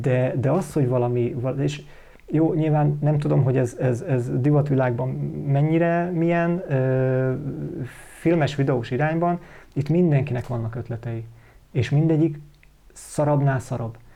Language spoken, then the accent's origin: Hungarian; Hungary; magyarok vagyunk